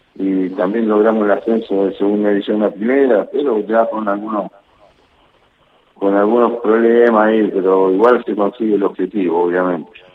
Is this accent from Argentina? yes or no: yes; Mendoza, Argentina; moved away as an adult; also born or lived in La Plata; now in Chile; Sí, mendocino. Eh, mendocino, de verdad.